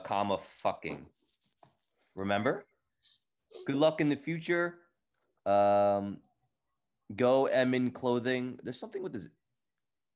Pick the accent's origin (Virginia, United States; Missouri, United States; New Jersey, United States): New Jersey, United States; I'm from Jersey